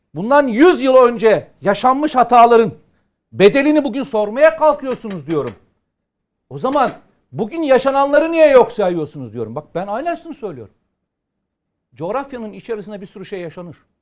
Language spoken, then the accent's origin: Turkish; Samsun, Turkey; Benim memleketim Samsun'u